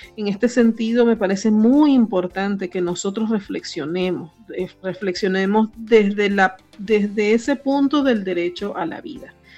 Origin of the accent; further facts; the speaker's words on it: Venezuela; en Venezuela, que es donde yo nací